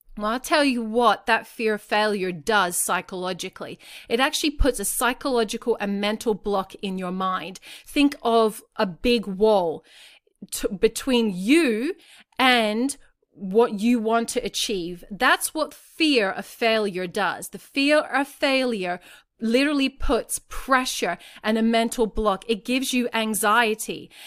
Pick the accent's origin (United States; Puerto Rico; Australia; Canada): Australia; I'm not American, I'm Australian